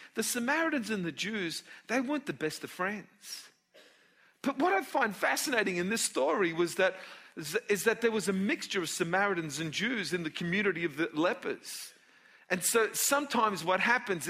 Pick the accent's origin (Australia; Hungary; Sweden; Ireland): Australia; I was born in Australia